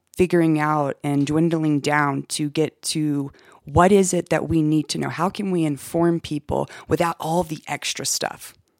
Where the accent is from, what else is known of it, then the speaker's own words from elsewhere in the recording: Augusta, Georgia, United States; moved away as an adult; also born or lived in Atlanta, Georgia; now in Westcliffe, United States; Originally, I'm from Augusta, Georgia. That's where I was born and raised